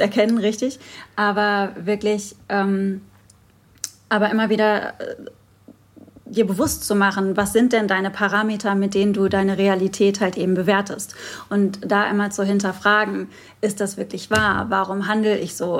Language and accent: German; Moers, North Rhine-Westphalia, Germany; es ist so eine richtige Kolonie bei uns in Mörs und ja. äh, Mörs-Meerbeck